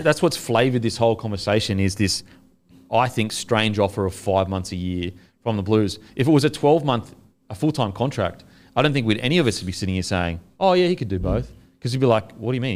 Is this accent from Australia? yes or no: yes; Australia; as an Australian